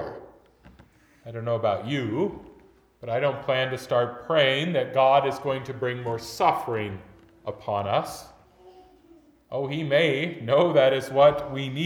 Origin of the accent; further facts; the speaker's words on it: United States; as modern American Christians